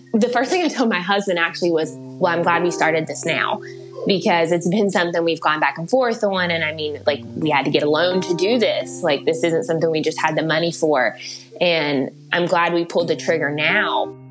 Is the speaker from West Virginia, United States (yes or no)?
yes; West Virginia, United States; I'm from West Virginia